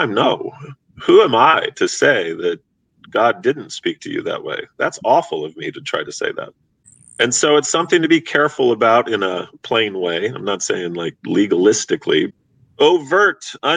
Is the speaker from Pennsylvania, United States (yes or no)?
no; Missouri, United States; moved away as an adult; now in Los Angeles, United States; I'm from the Midwest. I'm from a border state, Missouri.